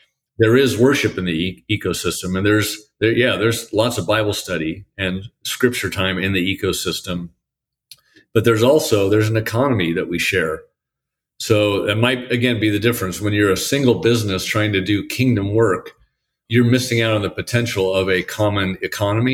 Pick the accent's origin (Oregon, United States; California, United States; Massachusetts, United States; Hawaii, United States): Oregon, United States; Portland; moved away; I'm from Portland.